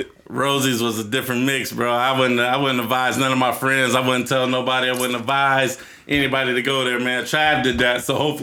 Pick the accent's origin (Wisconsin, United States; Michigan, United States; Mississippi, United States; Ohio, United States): Ohio, United States; Newark; moved away; I'm from Newark